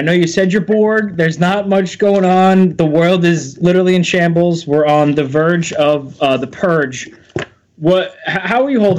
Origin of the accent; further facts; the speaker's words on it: New York, United States; As in East Coaster, myself, I'm from Joe and I, we're both from New York.